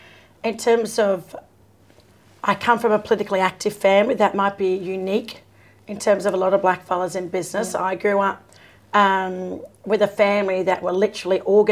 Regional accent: Sydney, New South Wales, Australia; moved away; I have a historical association with Redfern. So born and raised here in Sydney, in Redfern. But my people are the Wanneroo or Bunjalung people from the Hunter Valley. And my father's line are actually Gungaloo Birrigubba people from Queensland, even though I'm a Koori

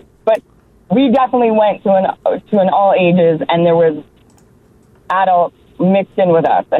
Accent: Orangeville, Ontario, Canada; We came all the way from Orangeville, Ontario

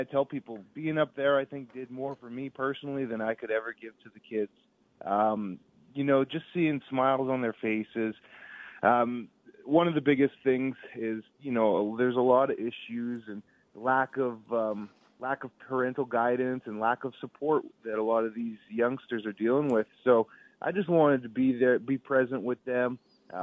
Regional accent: Winnipeg, Manitoba, Canada; I'm born and raised in Winnipeg

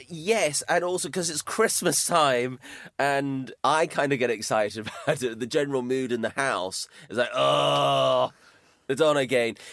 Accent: Highlands of Scotland, United Kingdom; moved away; I was brought up in the Highlands of Scotland

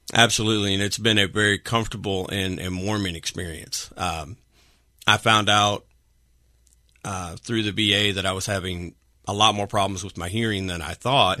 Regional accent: Arkansas / Texas, United States; now in Washington, Pennsylvania, United States; I'm originally from Arkansas

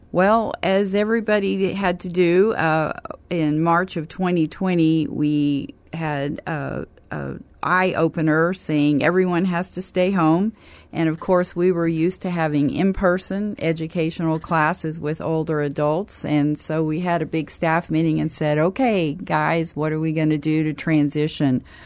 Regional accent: Kansas, United States; also born or lived in Oklahoma; now in San Antonio, United States; I'm originally from Kansas

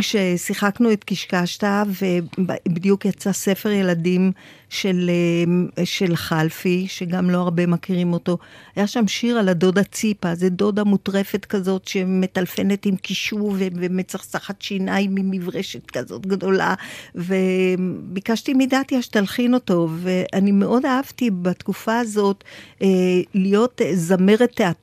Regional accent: Tel Aviv, Tel Aviv District, Israel; גדלתי בתל אביב, פלורנטין

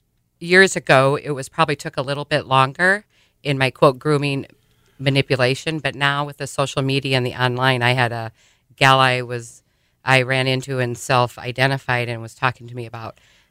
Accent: Sioux Falls, South Dakota, United States; moved away; Well, you know, I was raised here in Sioux Falls, and I actually left the borders of South Dakota thinking there was just going to be a much better life out there.

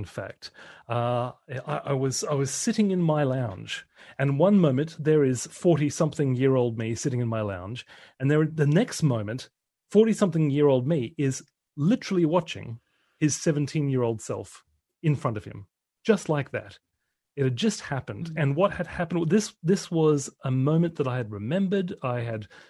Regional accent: Brisbane, Queensland, Australia; I was going to be the best DJ in Brisbane, in Queensland, Australia. That was my hometown

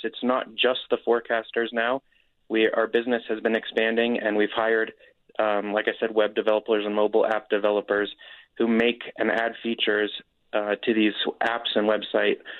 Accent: Nevada side, United States; moved away as an adult; also born or lived in Colorado / Denver, Colorado; now in Utah, United States; I actually grew up in the Lake Tahoe area, on the Nevada side of Lake Tahoe area.

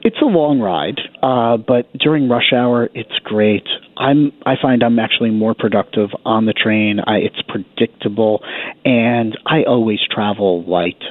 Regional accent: New York, United States; As a New Yorker

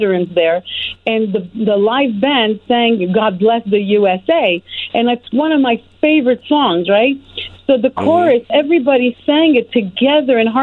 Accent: Montreal, Quebec, Canada; moved away as an adult; now in United States; I grew up in Montreal, Canada. I was born in another country

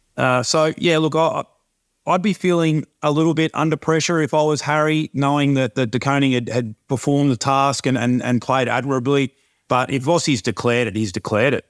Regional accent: Gold Coast, Queensland, Australia; moved away; I've got great memories from, uh, from growing up on the Gold Coast

